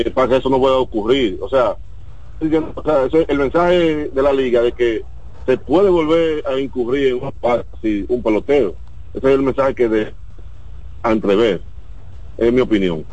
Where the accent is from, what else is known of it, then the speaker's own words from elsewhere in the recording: Dominican Republic; yo como dominicano